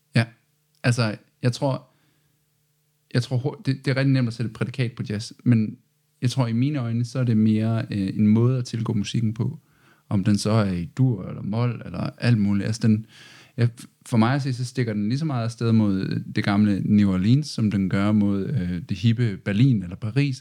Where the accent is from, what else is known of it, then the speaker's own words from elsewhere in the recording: Arden, North Denmark Region, Denmark; now in Aalborg, Denmark; jeg kommer fra Arden, så det er tæt på